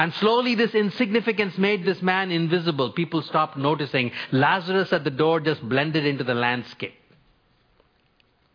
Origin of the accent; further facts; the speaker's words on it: India; moved away as an adult; also born or lived in North America; I grew up in India for the first 22 years of my life